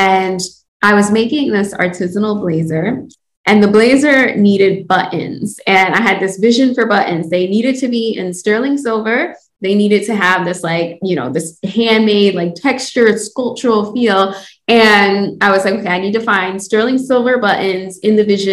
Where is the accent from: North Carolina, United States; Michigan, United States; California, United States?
Michigan, United States; Detroit; I am born and raised in Detroit. I'm currently located in Detroit